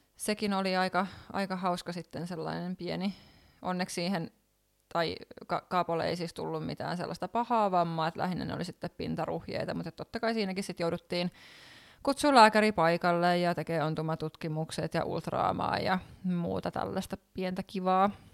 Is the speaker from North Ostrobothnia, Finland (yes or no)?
no; Lohja, Uusimaa, Finland; moved away as an adult; now in Helsinki, Finland; niin ollaan tosiaan Lohjalta kotosen ja siellä vietetty lapsuus